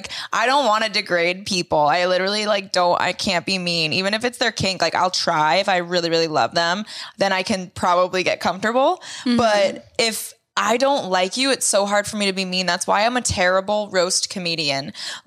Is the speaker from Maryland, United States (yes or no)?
no; Boston, Massachusetts, United States; We're and from Boston.